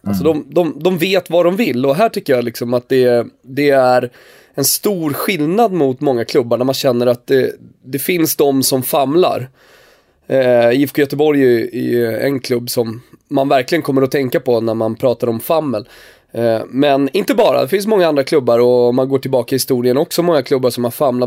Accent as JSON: {"language": "Swedish", "country": "Turkey", "moved": "yes", "lives_now": "Sweden", "said": "nu kommer jag ju från Turkiet"}